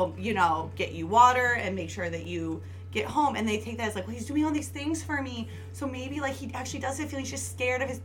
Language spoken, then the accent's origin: English; South suburbs of Chicago, Illinois, United States; now in Chicago, United States; South suburbs of Chicago